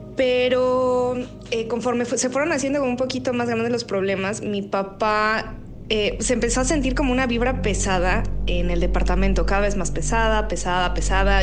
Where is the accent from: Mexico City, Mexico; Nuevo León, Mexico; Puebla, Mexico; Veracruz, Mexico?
Mexico City, Mexico; yo cuando era pequeña y estábamos en la Ciudad de México, vivíamos en una colonia que se llama La del Valle